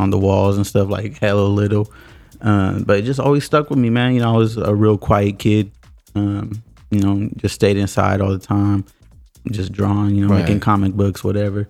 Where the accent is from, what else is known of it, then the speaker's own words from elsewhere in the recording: Sacramento, California, United States; moved away as an adult; now in Oakland, United States; I'm from Sacramento. I moved out to Oakland probably like 2.5 years ago